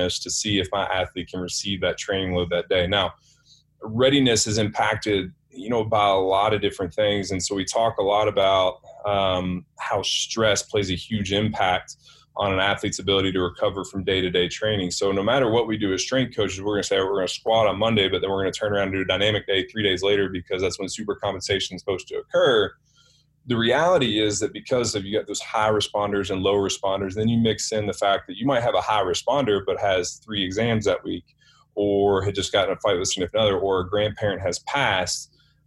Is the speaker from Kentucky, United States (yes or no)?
yes; Kentucky, United States; since I'm from Kentucky, got my PhD at Kentucky, played at Kentucky, family's from Kentucky